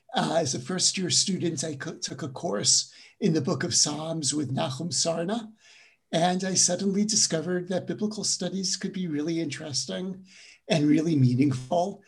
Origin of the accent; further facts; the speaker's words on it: New York City, New York, United States; moved away; also born or lived in Jerusalem / Durham, North Carolina / Western Massachusetts; I'm originally from Brooklyn, New York. Though, as I tell my college students, I grew up in Brooklyn before it was a cool place